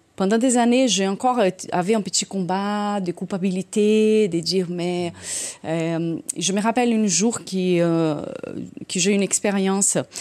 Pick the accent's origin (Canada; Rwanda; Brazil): Brazil; accent: Brazilian; French is a second language; now in France; quand j'étais jeune au Brésil